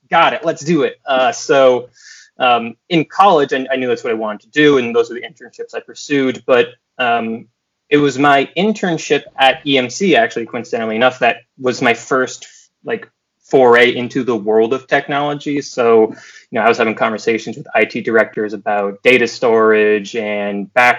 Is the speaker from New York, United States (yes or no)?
no; Cape Elizabeth, Maine, United States; also born or lived in Farmington, Maine; So I grew up in Maine, kind of bouncing between Cape Elizabeth outside of Portland and then also the Farmington, Maine area in Midwestern Maine. But we moved around a lot.